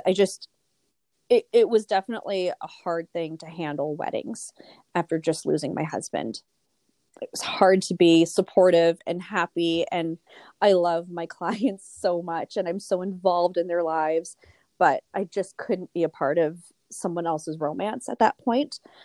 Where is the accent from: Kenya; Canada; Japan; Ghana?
Canada; Toronto, Ontario; moved away as an adult; now in Thunder Bay, Canada; I'm actually originally from Toronto and moved up to Thunder Bay about six years ago